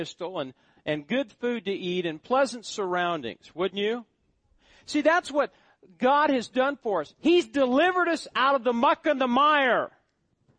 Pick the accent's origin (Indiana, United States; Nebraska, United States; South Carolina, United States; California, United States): Nebraska, United States; moved away; My hometown. Drug infested. This high on the wealth, probably the highest on the welfare list of all the counties in Nebraska